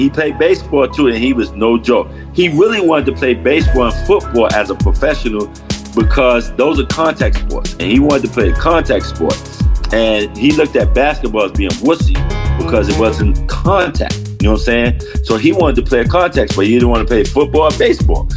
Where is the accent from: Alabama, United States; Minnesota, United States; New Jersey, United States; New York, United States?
New York, United States; New York City; I grew up in that kind of atmosphere, growing up in Harlem and 111th Street